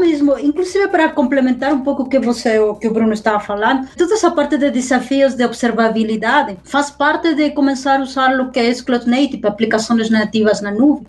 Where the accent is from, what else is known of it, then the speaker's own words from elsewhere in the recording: Peru; Portuguese is a second language; moved away; Eu sou originária do Peru, então por isso que eu tenho um pouco de sotaque